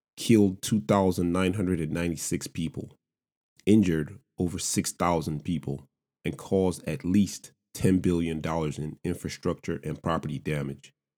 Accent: Lagos, Nigeria; moved away as an adult; also born or lived in Savannah, Georgia, United States; now in United States; I'm an immigrant, born and raised in Lagos, Nigeria

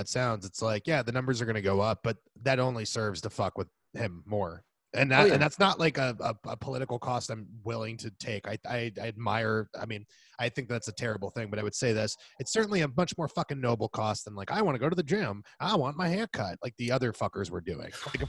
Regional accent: Washington, District of Columbia, United States; because, you know, I'm from DC. That's my hometown. Like, and I'm from a lot of places, but that's my baby.

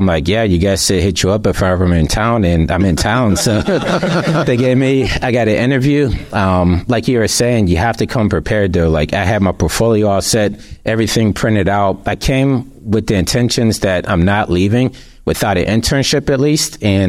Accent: Pittsburgh, Pennsylvania, United States; moved away as an adult; also born or lived in Los Angeles; I'm from Pittsburgh, right, in the Midwest of Pennsylvania

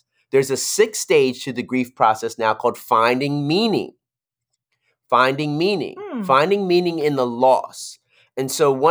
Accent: Philadelphia, Pennsylvania, United States; That's my girl. We're from Philly. That's my girl.

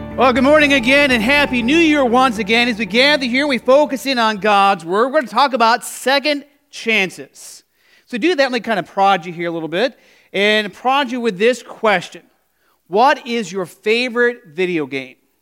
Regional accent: Arizona, United States; growing up in Arizona

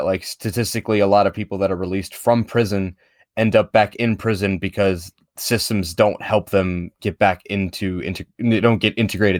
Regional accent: Baltimore, Maryland, United States; well, I was born in Baltimore.

